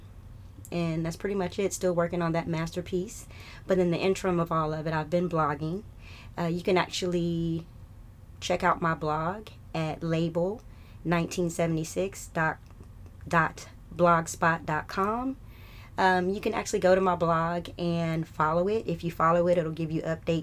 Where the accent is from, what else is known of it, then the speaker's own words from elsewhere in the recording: Atlanta, Georgia, United States; My family's from North Carolina. I was raised in North Atlanta. Love it here